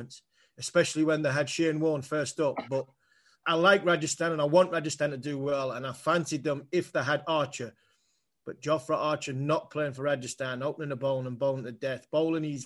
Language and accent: English; England, United Kingdom; I'm an Englishman